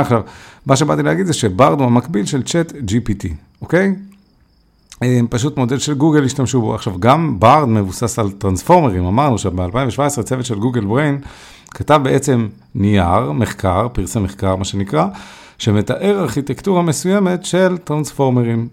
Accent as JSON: {"language": "Hebrew", "country": "Israel"}